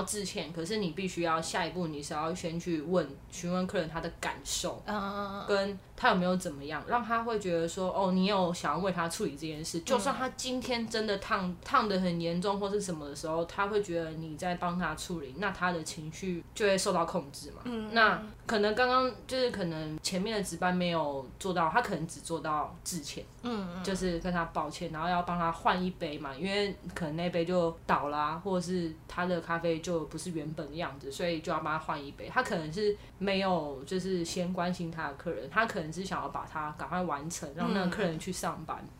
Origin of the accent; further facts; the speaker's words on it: Taiwan; 我觉得我们台湾人真的非常的友善